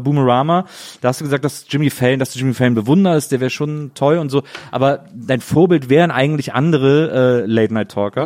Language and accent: German; Wesseling, North Rhine-Westphalia, Germany; ich komme nämlich aus Wesseling